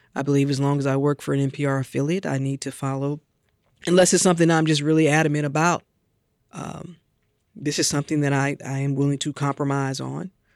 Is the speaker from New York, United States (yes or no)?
no; St. Louis, Missouri, United States; I grew up in Saint Louis listening to Jack Buck on Cardinals broadcast with my father